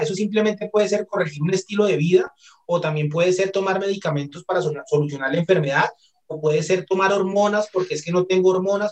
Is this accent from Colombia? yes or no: yes; Colombia; also born or lived in Barcelona, Spain; Como buenos colombianos, invitamos a la pareja a comer